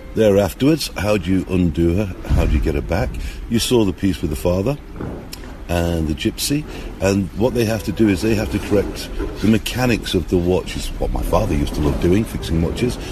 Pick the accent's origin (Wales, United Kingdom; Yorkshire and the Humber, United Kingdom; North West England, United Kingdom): North West England, United Kingdom; Manchester; now in Russia; I'm born in the UK, you can hear by my accent, you know, I'm from Manchester, but I live over in Russia now